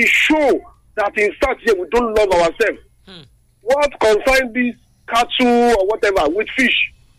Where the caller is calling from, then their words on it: Lagos, Nigeria; I'm calling you from Lagos anyway.